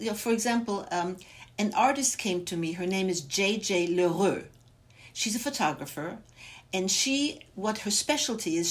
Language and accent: English; Bavaria, Germany; now in Los Angeles, United States; I was born and raised in Germany, in my parents were Holocaust survivors, and I was raised in three different displaced persons camps in Bavaria